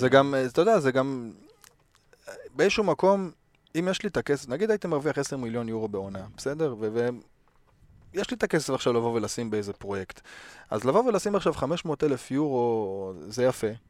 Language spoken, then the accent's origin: Hebrew; the Ruhr area, North Rhine-Westphalia, Germany; moved away; האזור של, אה, שגם אני מגיע ממנו